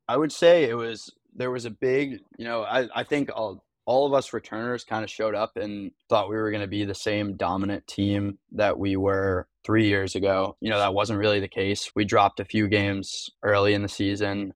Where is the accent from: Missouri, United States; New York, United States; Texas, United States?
New York, United States; Long Island; moved away as an adult; now in South Carolina, United States; I'm from Long Island.